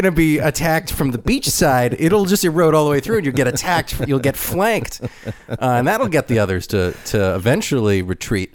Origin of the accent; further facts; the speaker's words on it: Ventura County, California, United States; Ventura County, where I'm from, is like ninety-something percent armored